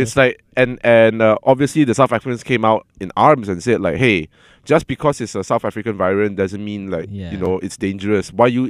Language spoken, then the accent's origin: English; Puchong, Selangor, Malaysia; hey, my hometown.